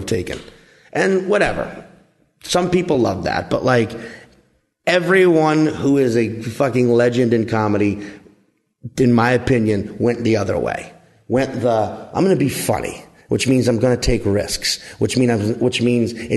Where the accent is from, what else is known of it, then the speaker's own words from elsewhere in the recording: New Orleans, Louisiana, United States; accent: New Orleans; I grew up in southeastern Louisiana.